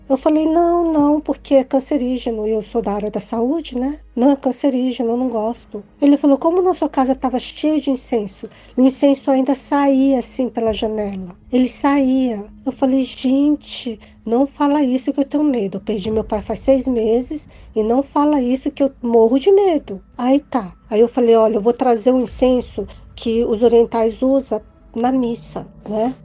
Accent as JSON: {"language": "Portuguese", "town": "Brasília", "region": "Federal District", "country": "Brazil", "said": "eu sou de Brasília, DF"}